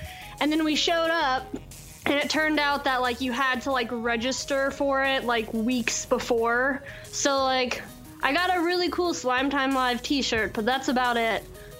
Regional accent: Kansas City, United States; I live in Kansas City and I grew up in Kansas City

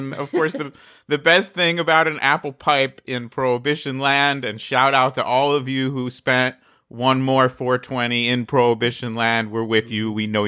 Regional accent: New Jersey, United States; my home state, your former residency of New Jersey

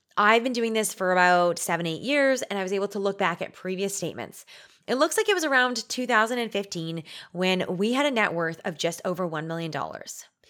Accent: Canada; We're Canadian

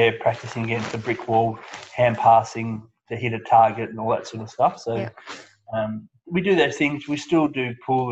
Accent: Ballarat, Victoria, Australia; moved away as an adult; also born or lived in Bendigo / Perth; now in Melbourne, Australia; I grew up in Ballarat, so I'm a Ballarat boy.

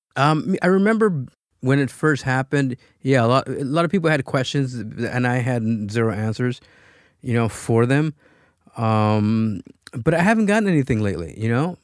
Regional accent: Los Angeles, California, United States; also born or lived in Michoacán, Mexico; I was born in Michoacán, um, but my parents immigrated, uh, to the U S when I was a year old. So I pretty much grew up in Pacoima, California

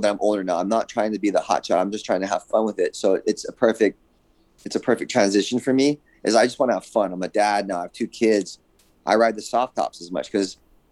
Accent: Hawaii, United States; now in California, United States; I grew up in Hawaii

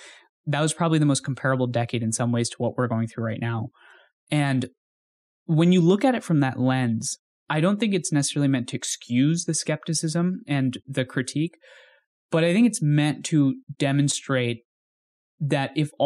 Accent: India; when we were growing up in India, and then we would move back and forth, and then I would travel back and forth.

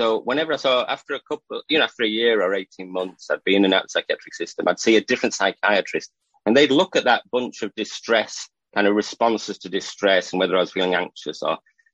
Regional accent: England, United Kingdom; also born or lived in Northumberland; I'm from England. I live in Northumberland, near Scotland, so for the northeast coast of England

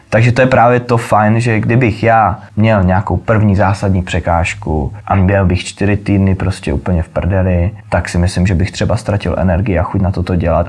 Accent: Ostrava, Moravian-Silesian Region, Czechia; moved away as an adult; now in Prague, Czechia; já jsem prostě z Ostravy, půlka mý rodiny prostě, eh, chlapský část jako f-, farala do dolů

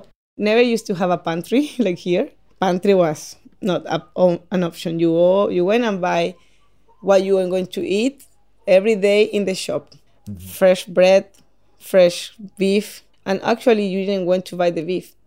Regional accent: Paraguay; English is a second language; moved away as an adult; also born or lived in Chile; now in Tasmania, Australia; I come from Paraguay.

